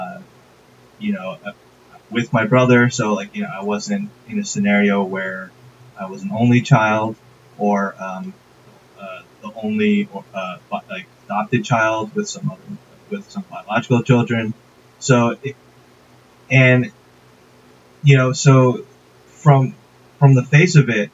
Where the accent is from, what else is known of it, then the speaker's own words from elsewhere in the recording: Westchester, New York, United States; now in Fort Lee, United States; I grew up in Westchester, New York.